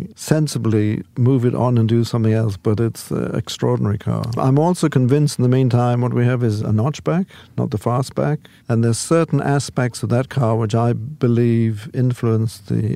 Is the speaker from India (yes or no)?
no; United Kingdom; moved away; as a Brit.